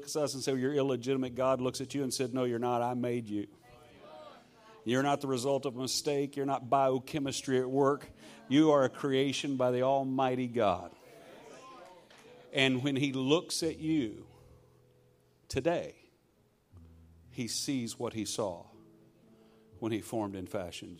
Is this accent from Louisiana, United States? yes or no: yes; Shreveport, Louisiana, United States; I'm from Shreveport, Louisiana, and I'm a Scottish Louisiana redneck